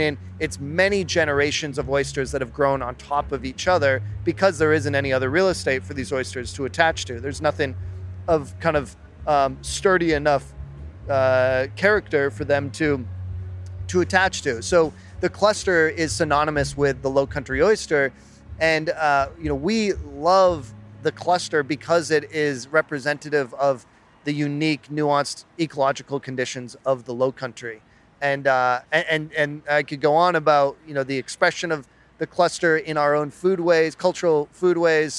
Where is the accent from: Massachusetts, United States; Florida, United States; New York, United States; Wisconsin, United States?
Massachusetts, United States; Cape Cod; moved away as an adult; now in Charleston, United States; I was born and raised on Cape Cod, came down to Charleston about 20 years ago to go to the College of Charleston.